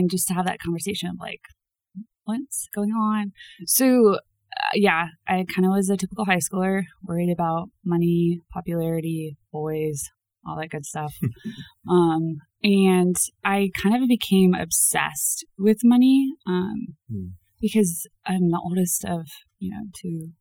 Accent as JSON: {"language": "English", "town": "Dayton", "region": "Ohio", "country": "United States", "tie": "born or raised there", "said": "I am from Dayton, Ohio. And grew up there"}